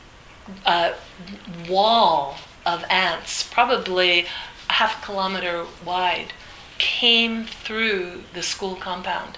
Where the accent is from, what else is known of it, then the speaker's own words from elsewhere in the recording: New Jersey, United States; also born or lived in The Bronx, New York; I was born in the Bronx and grew up in New Jersey